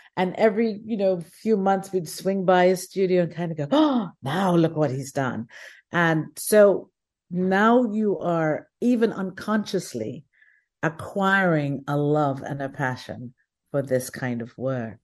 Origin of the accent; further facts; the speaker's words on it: Guyana; I'm from Guyana.